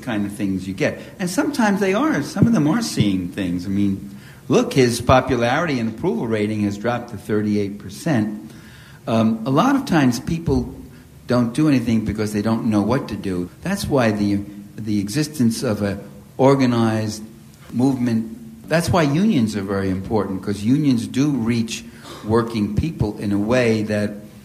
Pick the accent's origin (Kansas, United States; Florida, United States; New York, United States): New York, United States; New York City; accent: New York; I was born and raised in East Harlem, Italian Harlem, it was called. It was a very tough neighborhood in New York City. You probably could hear a little, just the slightest touch of New York in my accent